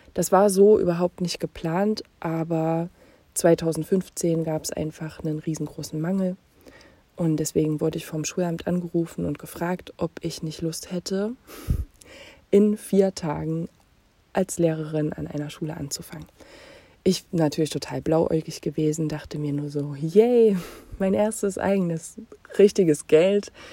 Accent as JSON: {"language": "German", "town": "Jena", "region": "Thuringia", "country": "Germany", "tie": "born or raised there", "said": "Ich bin in Jena geboren und aufgewachsen"}